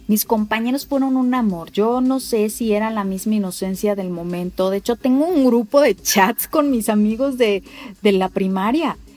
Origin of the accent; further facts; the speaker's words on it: Mexico City, Mexico; yo nací en la Ciudad de México